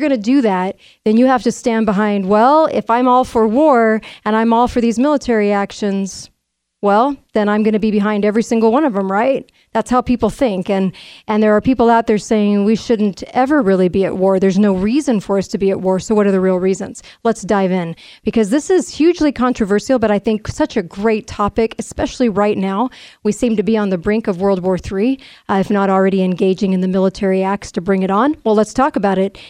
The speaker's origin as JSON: {"language": "English", "region": "California", "country": "United States", "tie": "born or raised there", "said": "when I was growing up in California"}